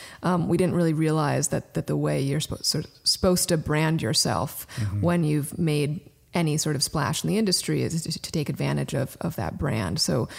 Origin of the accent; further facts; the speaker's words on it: Brooklyn, New York, United States; I mean, I was raised in Brooklyn and Daryl was raised in Connecticut. So we're East Coasters through and through.